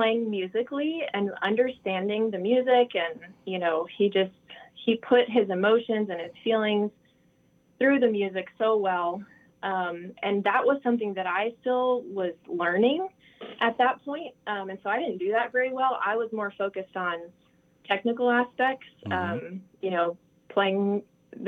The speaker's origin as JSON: {"language": "English", "region": "South Dakota", "country": "United States", "also_born_or_lived": "Baltimore", "moved": "yes", "said": "I'm originally from South Dakota."}